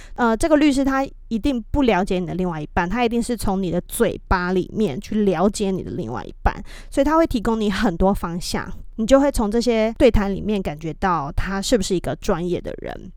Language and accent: Chinese; Taiwan; moved away as an adult; also born or lived in United States; 我是一位来自台湾的太太，讲中文